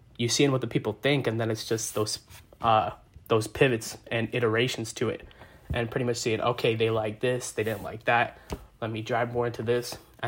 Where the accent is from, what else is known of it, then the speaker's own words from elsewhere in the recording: New York City, New York, United States; I'm from Brooklyn too